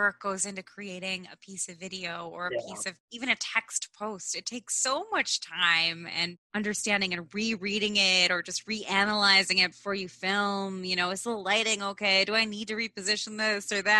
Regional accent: North Midwest, United States; I know we're both from the North Midwest

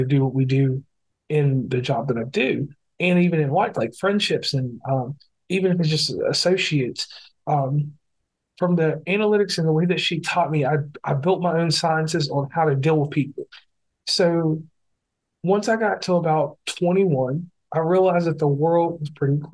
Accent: Lynchburg, Virginia, United States; also born or lived in Amherst County, Virginia; I was born in Lynchburg, Virginia

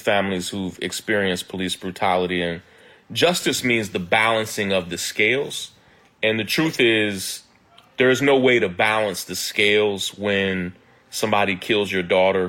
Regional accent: Kentucky, United States; I'm from Kentucky, born and raised in Kentucky.

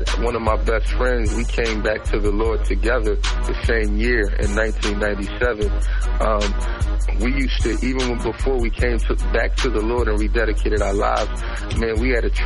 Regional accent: Philadelphia, Pennsylvania, United States; I'm from Philly. I'm originally from South Philadelphia. You know, grew up in South Philly until I was about maybe 12, 13. Then we moved to West Philly

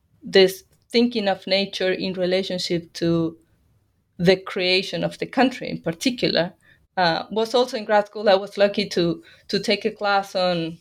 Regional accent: Bahía Blanca, Buenos Aires Province, Argentina; moved away as an adult; also born or lived in New York, United States; now in New Orleans, United States; I am from Argentina. I am from the Pampas, but I come from the city of Bahía Blanca.

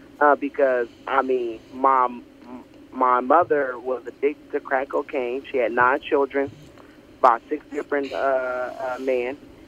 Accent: Oklahoma City, Oklahoma, United States; also born or lived in Texas; So I was born and raised in Oklahoma City.

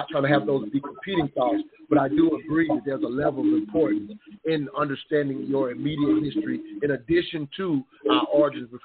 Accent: South Carolina, United States; growing up in South Carolina

